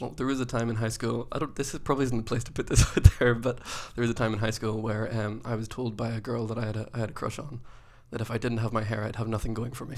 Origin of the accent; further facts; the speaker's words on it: Ireland; moved away; I'm not from here originally, so I'm from Ireland.